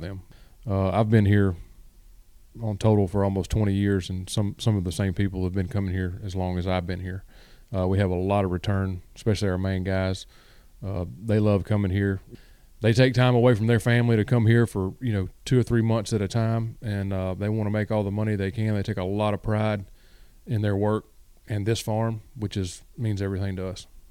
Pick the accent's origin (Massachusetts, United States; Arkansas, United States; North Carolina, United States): Arkansas, United States; West Memphis; moved away as an adult; also born or lived in Mississippi; now in Lake Park, Georgia, United States; I'm originally from West Memphis, Arkansas